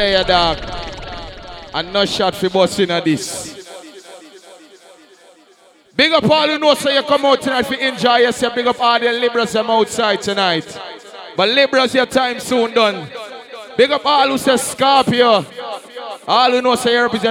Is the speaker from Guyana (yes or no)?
yes; Guyana; I am from Pike Street, North Sapphire